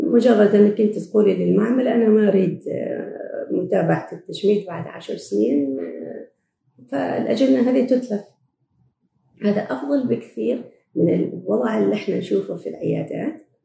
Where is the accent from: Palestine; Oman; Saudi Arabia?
Oman; also born or lived in Canada; إحنا عندنا في عمان في مجتمعنا